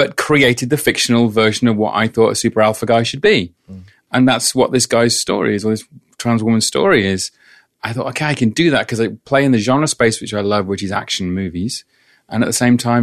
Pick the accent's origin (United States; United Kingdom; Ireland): United Kingdom; England; because I'm English